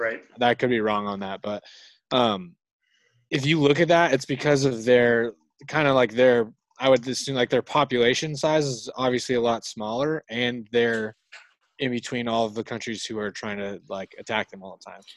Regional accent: United States; I'm from the United States.

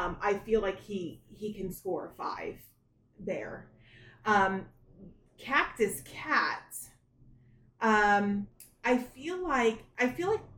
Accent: Florida, United States; I grew up in Florida

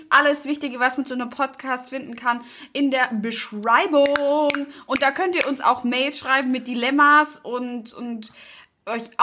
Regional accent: Brandenburg, Germany; Nee, ich komme aus Brandenburg.

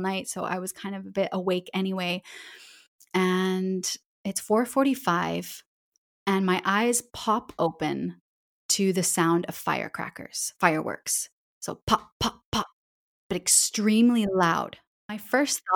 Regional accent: Calgary, Alberta, Canada; accent: Canadian English; moved away as an adult; now in Barcelona, Spain; I'm from Western Canada, from Calgary, Alberta.

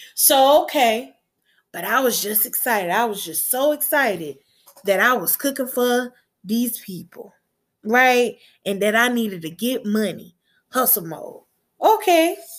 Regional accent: Gulf Coast, United States; I'm from the Gulf Coast

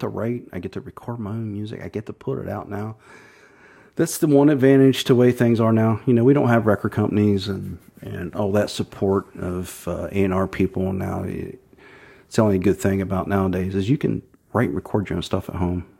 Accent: Thornville, Ohio, United States; also born or lived in Zanesville; I was born in Zanesville, but grew up in Thornville, uh, which is just Buckeye Lake, essentially

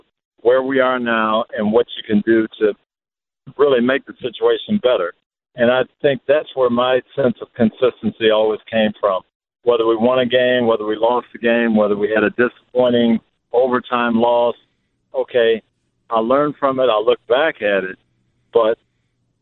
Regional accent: Tampa, Florida, United States; here in my hometown of Tampa

